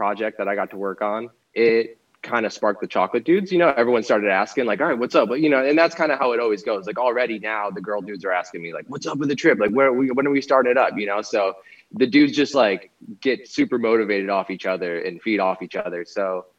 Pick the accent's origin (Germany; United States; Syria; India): United States; Florida; moved away as an adult; also born or lived in Rochester, New York / Orlando, Florida; now in California, United States; I'm originally from Florida, balance between there and Rochester, New York, my whole life kind of growing up back and forth